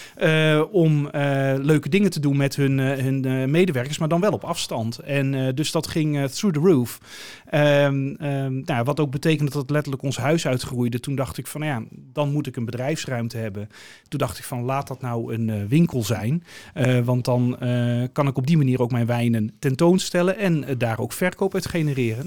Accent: Breezand, North Holland, Netherlands; now in Alkmaar, Netherlands; Ik ben er niet geboren, ik ben er opgegroeid. Vanaf mijn uh, anderhalf of zo eh, wonen we daar

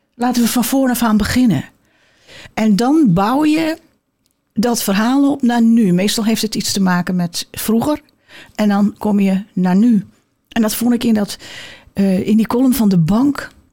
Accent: Amsterdam, North Holland, Netherlands; ik kom uit Amsterdam

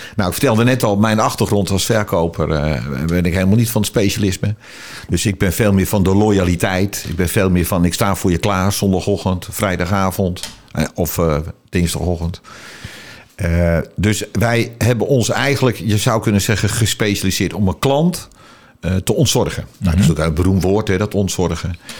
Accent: Alkmaar, North Holland, Netherlands; ik ben geboren in Alkmaar, in de Oud Overdie, voor de kenners

